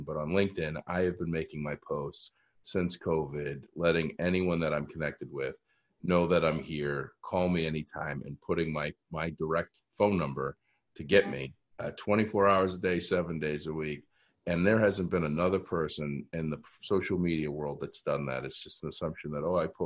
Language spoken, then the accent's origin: English; Easton, Massachusetts, United States; Easton has been so great in my hometown